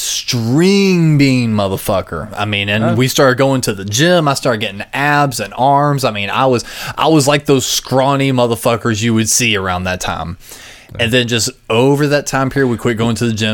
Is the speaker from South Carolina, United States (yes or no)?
yes; Gaffney, South Carolina, United States; I grew up in Gaffney, South Carolina